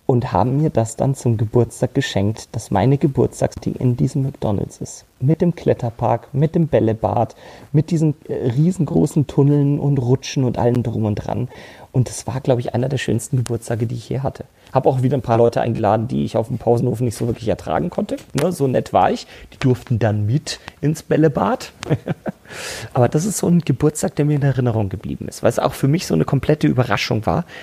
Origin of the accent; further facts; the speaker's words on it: Munich, Bavaria, Germany; Ich bin ja geboren und aufgewachsen in München. Und zwar wirklich in der Innenstadt München.